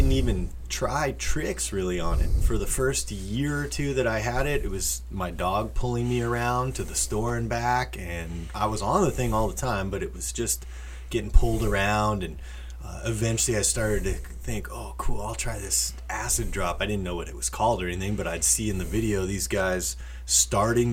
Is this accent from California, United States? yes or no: yes; Oxnard, California, United States; I grew up in Oxnard, California